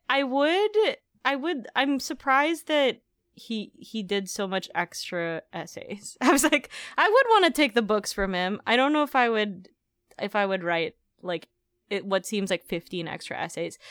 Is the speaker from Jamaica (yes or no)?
no; Philippines; moved away; I was raised in the Philippines